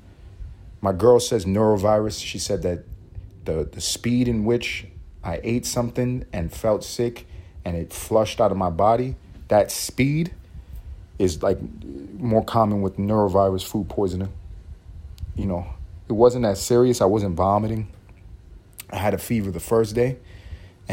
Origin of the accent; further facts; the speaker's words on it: United States; because I'm American